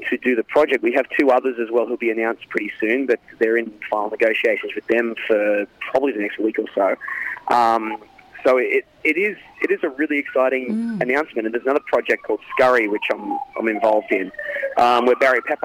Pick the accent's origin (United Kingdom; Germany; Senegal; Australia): Australia; now in United States